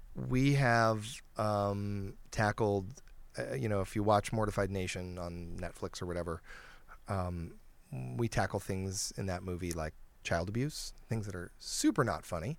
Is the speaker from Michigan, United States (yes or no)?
yes; Detroit, Michigan, United States; I grew up in Detroit.